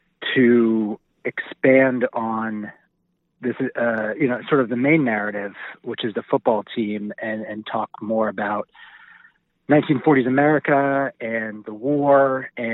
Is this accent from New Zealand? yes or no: no; New York, United States; I grew up in New York